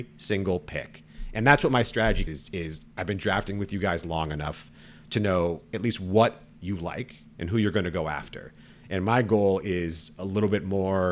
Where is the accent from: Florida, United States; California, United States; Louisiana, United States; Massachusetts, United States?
California, United States; the Bay Area; I grew up in the Bay